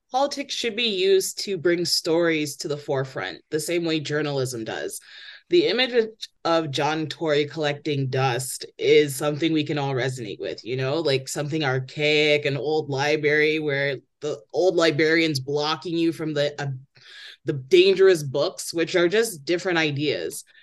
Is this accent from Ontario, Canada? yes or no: yes; Toronto, Ontario, Canada; disruptions and rowdiness is a part of growing up in Toronto.